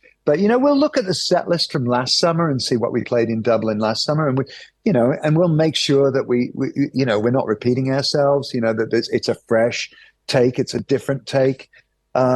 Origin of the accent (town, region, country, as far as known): United Kingdom